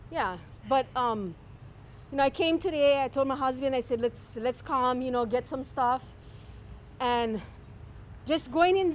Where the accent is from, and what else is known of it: Kalihi, Hawaii, United States; born or raised there